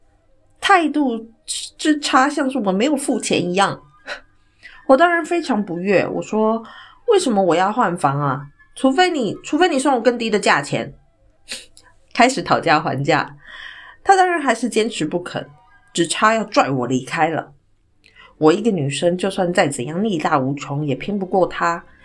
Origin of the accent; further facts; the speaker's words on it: Taiwan; 我来自台湾